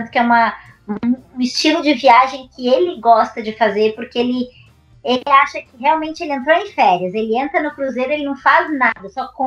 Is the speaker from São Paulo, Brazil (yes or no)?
no; Balneário Camboriú, Santa Catarina, Brazil; É, eu também sou de Balneário Camboriú.